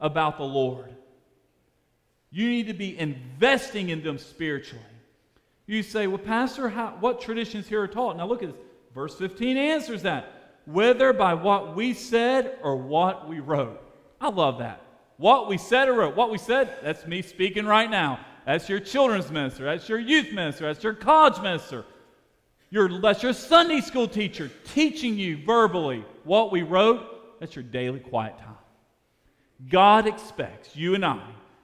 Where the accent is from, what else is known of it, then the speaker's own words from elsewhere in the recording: Birmingham, Alabama, United States; I grew up in Birmingham, Alabama